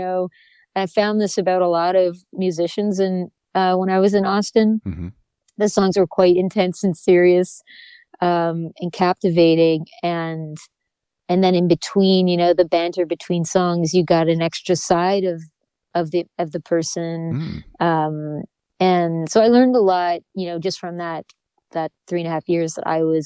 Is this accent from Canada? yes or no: yes; New Brunswick, Canada; I grew up in New Brunswick.